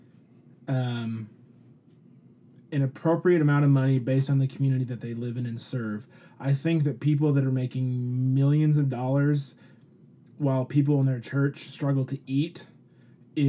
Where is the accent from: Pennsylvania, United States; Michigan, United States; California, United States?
Michigan, United States; Detroit; I grew up in Detroit, in a lot of the city churches